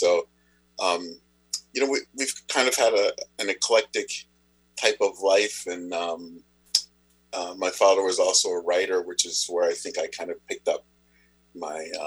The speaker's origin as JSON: {"language": "English", "country": "Zimbabwe", "tie": "born there", "said": "So, I, I was born in Zimbabwe."}